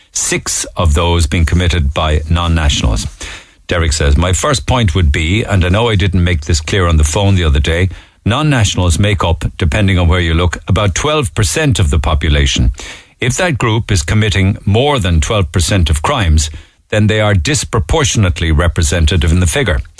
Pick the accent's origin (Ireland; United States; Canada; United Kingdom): Ireland; I hold a Canadian passport but I was born and reared in Ireland.